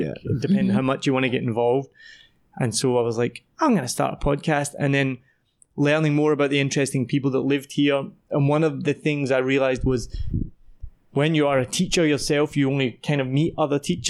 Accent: Scotland, United Kingdom; also born or lived in Wellington, New Zealand; now in Vietnam; I'm from Scotland

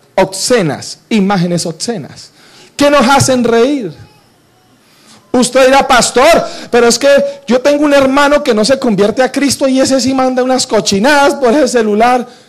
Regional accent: Cali, Valle del Cauca, Colombia; Yo debería estar en mi tierra, en Cali

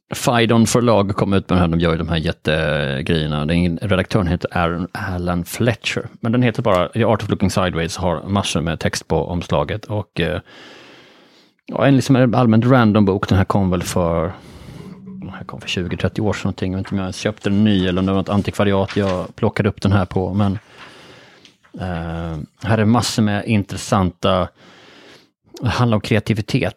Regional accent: Bjäre Peninsula, Skåne, Sweden; jag är då uppvuxen på Bjärhalvön

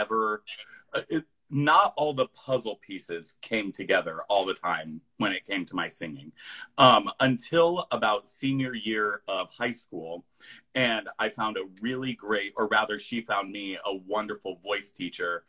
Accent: Iowa, United States; also born or lived in New York City; I grew up here. My folks are still here.

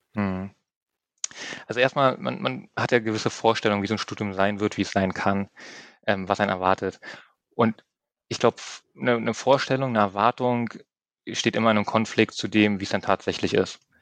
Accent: near Eberswalde, Brandenburg, Germany; moved away as an adult; also born or lived in Berlin (Reinickendorf); now in Berlin, Germany; Meine Mutter ist der Liebe gefolgt nach Brandenburg, ein bisschen mehr ins ländliche ähm, Idyll, raus in die Nähe von Emerswalde. Ähm, bin dort aufgewachsen dann, habe dann dort meine Jugendjahre verbracht, mein Abitur gemacht

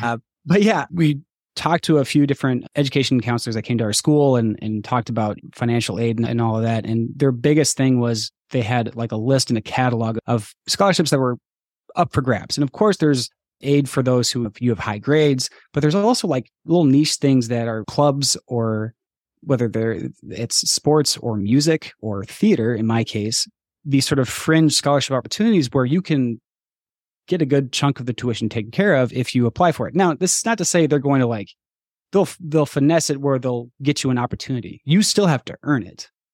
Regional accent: Montana, United States; moved away; also born or lived in Minnesota; when I grew up in Montana and then we moved to Minnesota

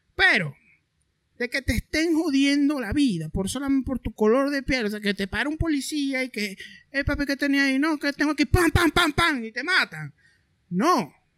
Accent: Maracaibo, Zulia, Venezuela; moved away; yo vengo de Maracaibo

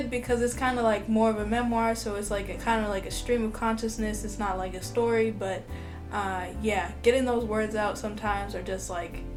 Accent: Florida, United States; also born or lived in Georgia; If you did not know, yeah, I'm from Florida. So yeah, born in Georgia, but you know, we we rep Florida all the way.

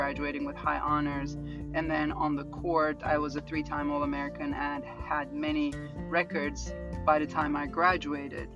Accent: Turkey; moved away as an adult; now in Florida, United States; I came to Florida from Turkey

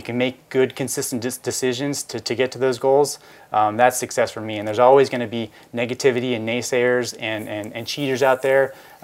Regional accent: Philadelphia, Pennsylvania, United States; I grew up in Philadelphia

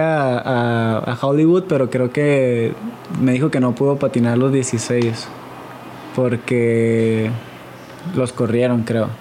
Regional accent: Mexico

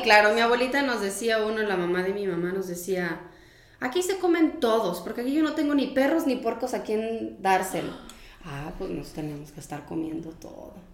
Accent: Mexico

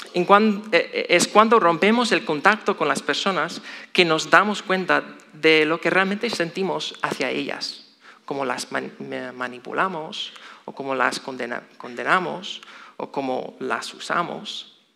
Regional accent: Chicago, Illinois, United States; moved away; soy de Estados Unidos, específicamente Chicago

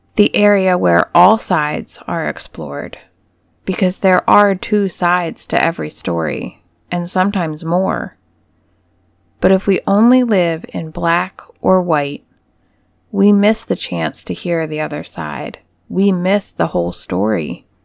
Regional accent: United States; growing up in America

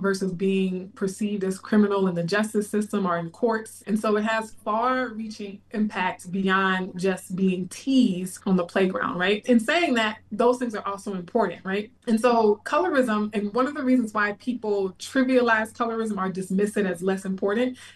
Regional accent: Baton Rouge, Louisiana, United States; moved away as an adult; also born or lived in Bay Area, California; now in Texas, United States; In my hometown of Baton Rouge

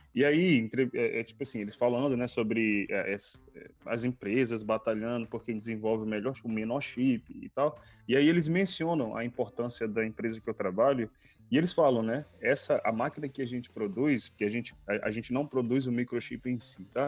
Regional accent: Cidade Operária and Bairro de Fátima, Maranhão, Brazil; moved away as an adult; da onde eu cresci, não só na cidade operária, mas no bairro de Fátima, que é o bairro dos meus que, que é o bairro dos meus pais, onde eu cresci

